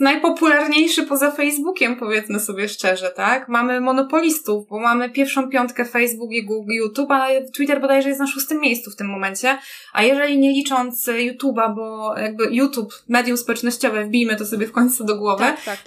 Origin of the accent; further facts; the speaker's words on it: Kraków, Lesser Poland, Poland; ja też niby jestem z Krakowa